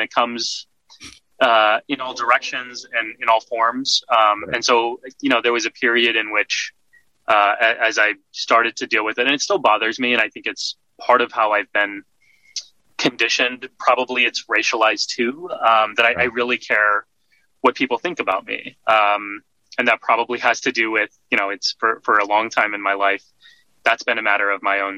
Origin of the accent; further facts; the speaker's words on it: Texas, United States; moved away as an adult; now in New York, United States; I was socialized here in the States, born and raised in Texas